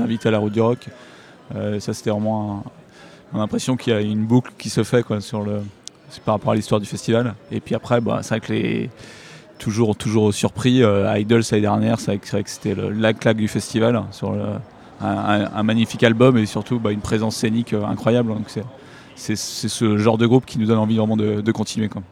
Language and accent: French; Brittany, France; on est têtu, hein, on est breton